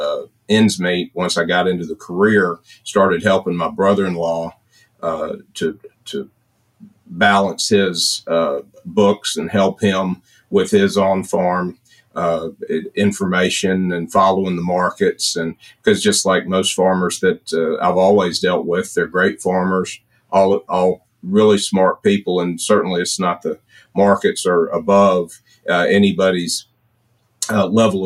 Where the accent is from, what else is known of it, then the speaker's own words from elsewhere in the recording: Memphis, Tennessee, United States; I grew up in Memphis